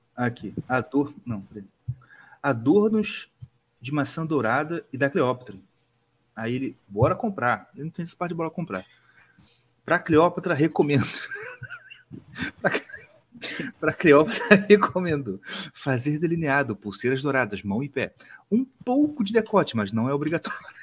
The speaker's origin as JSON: {"language": "Portuguese", "region": "Rio de Janeiro", "country": "Brazil", "said": "A gente é carioca."}